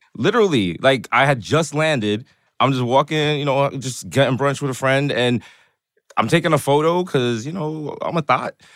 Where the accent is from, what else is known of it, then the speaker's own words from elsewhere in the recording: New York City, New York, United States; I'm from New York